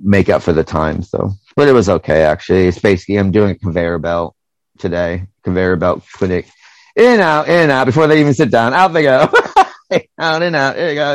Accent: United States; now in United Kingdom; I'm American

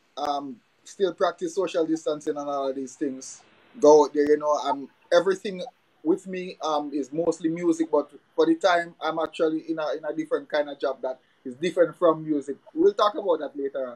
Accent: Jamaica; now in Dominica; growing up in Jamaica

